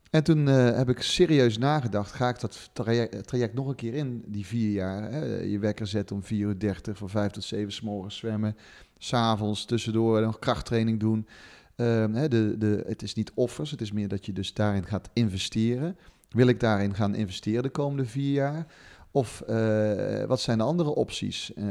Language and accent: Dutch; the south, Netherlands; ik kom uit het zuiden van het land, dat hoor je niet aan